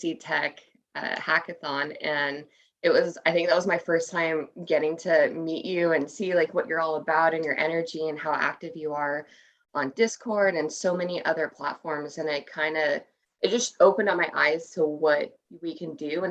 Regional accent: Ventura County, Southern California, United States; I grew up in Ventura County. So that's Southern California

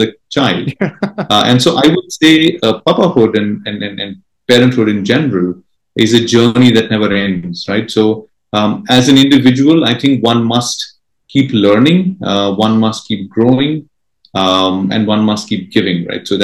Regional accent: Mumbai, Maharashtra, India; first language Marathi; English is a second language; So my mother tongue is Marathi. I'm from Mumbai

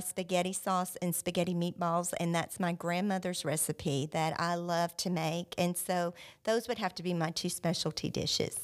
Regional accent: South Louisiana, United States; now in Joshua, United States; I grew up in South Louisiana

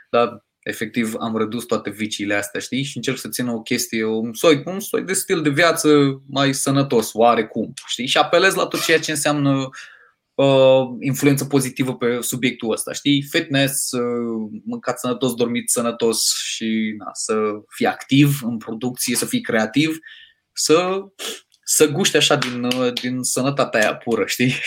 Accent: Moldavia, Romania; m-am ambiționat eu ca un moldovean șmecher ce sunt

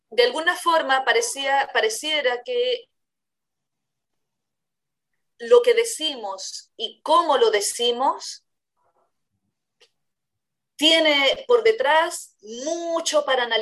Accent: Chile; ¿Por qué en Chile tenemos un acento que no es el argentino, por ejemplo

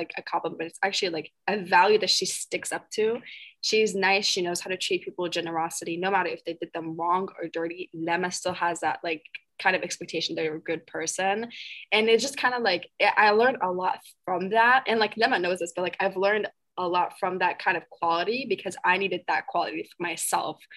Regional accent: Wisconsin, United States; I'm from Wisconsin

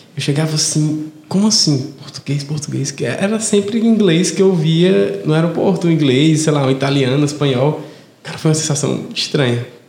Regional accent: Fortaleza, Ceará, Brazil; eu nunca percebi que eu tinha sotaque. Hum. até conviver com outra pessoa que não era de Fortaleza

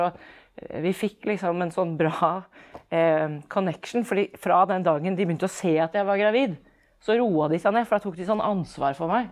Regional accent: Oslo, Norway; also born or lived in Iceland / Fredrikstad; født og oppvokst i Oslo

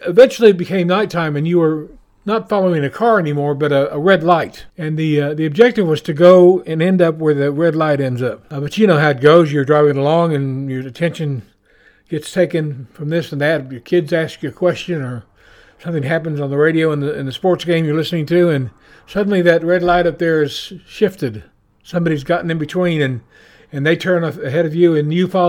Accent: Oklahoma, United States; moved away as an adult; now in New Zealand; I'm from Oklahoma

